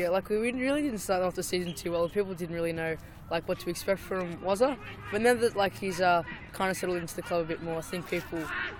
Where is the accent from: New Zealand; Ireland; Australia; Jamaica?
Australia; Yes, I was born in Australia.